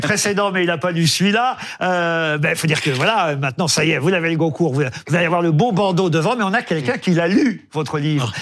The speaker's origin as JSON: {"language": "French", "country": "France", "said": "chez nous en France"}